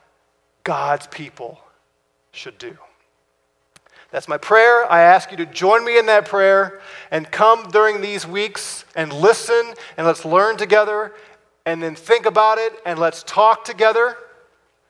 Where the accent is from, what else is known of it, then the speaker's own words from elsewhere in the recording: United States; we're American citizens